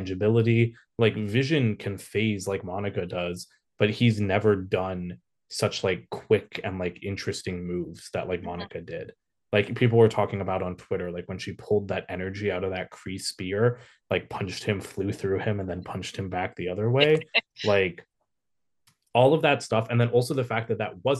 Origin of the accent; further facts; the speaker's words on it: India; I'm Desi, I'm not Pakistani, I'm Indian